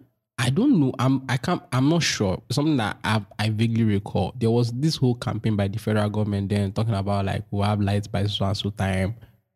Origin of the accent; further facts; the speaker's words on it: Nigeria; that's like a defining part of your life as a Nigerian